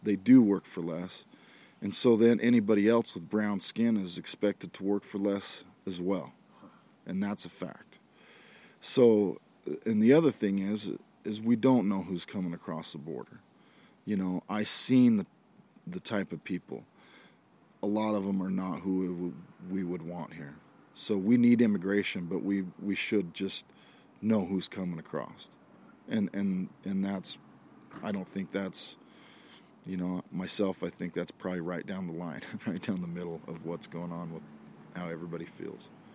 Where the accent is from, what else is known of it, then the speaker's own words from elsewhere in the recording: Idaho, United States; I was an Idaho redneck